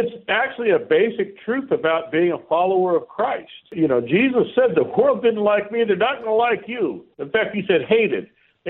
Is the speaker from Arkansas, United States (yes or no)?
no; San Diego, California, United States; now in Texas, United States; Here in the state that I live, I almost said my home state, but you know I'm from San Diego. I am a Californian, but I transplanted before it was vogue.